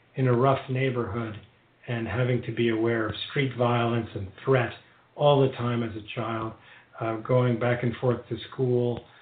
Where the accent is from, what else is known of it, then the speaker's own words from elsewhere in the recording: New York City, New York, United States; growing up in New York City at that time